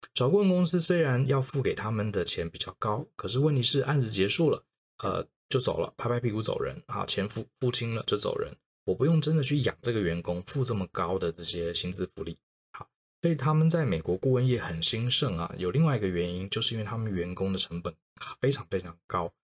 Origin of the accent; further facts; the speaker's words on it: Taiwan; moved away as an adult; also born or lived in United States; 因为毕竟我从小到大都在台湾长大，那我的家人、我的朋友、我的同学其实都在台湾